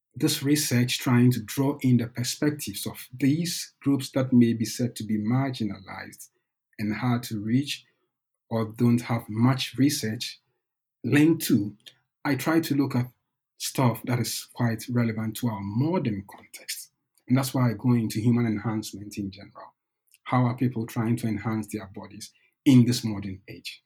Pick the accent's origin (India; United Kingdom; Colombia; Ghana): Ghana; moved away as an adult; also born or lived in Norway; now in Bergen, Norway; I'm originally from Ghana. I came to Norway in 2010